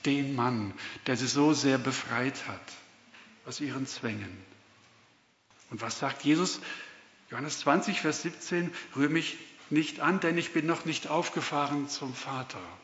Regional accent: Swabia, Germany; accent: Swabian; now in Puchheim, Germany; ich bin Deutscher, hört man wahrscheinlich auch ganz gut. bin aber die meiste Zeit im Schwabenland aufgewachsen, also ich kann auch Schwäbisch Schwätzer

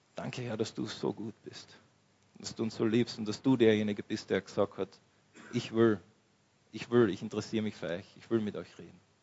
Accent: Austria; wir als Österreicher, als, als Christen in dieser westlichen Kultur

